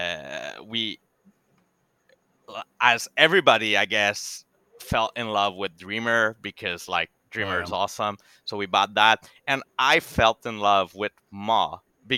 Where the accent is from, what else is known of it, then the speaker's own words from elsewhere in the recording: Quebec, Canada; first language French; English is a second language; I'm from Quebec, so I speak mostly French